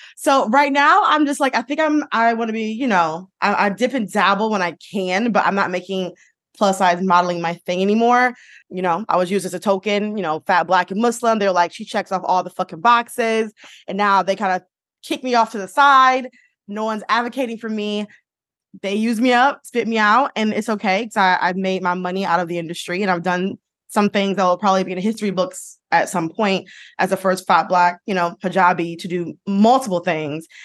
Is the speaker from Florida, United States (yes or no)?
no; Detroit, Michigan, United States; growing up in Detroit